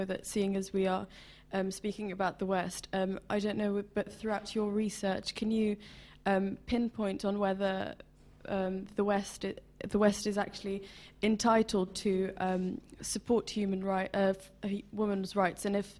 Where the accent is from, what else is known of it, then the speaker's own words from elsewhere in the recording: Iraq; I'm an Iraqi student of international relations.